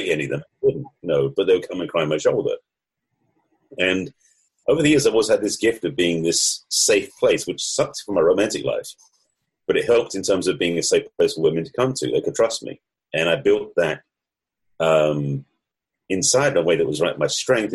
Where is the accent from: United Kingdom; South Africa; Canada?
United Kingdom; England; accent: English; moved away; also born or lived in United States; the accent may give it away, but I'm actually English, although I lived in the States for over 30 years.